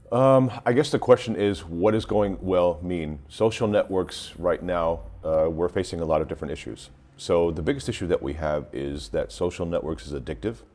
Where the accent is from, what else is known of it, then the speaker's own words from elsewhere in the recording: New York City, New York, United States; now in Germany; I'm originally from New York, but I live in Germany. So the company is based out of Germany, uh, and that's why I res- reside for more than like 23, 24 years now.